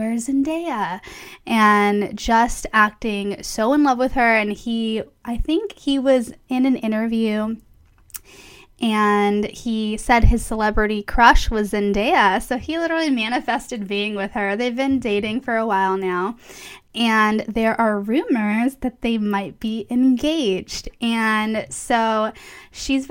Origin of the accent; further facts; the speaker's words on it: Palm Springs, California, United States; moved away; Palm Springs, which is my hometown